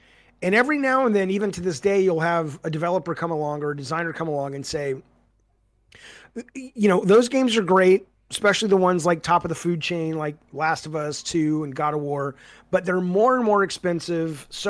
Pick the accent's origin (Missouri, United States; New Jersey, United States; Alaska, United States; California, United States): California, United States; Santa Monica; oh, these guys are in my hometown. They're in Santa Monica.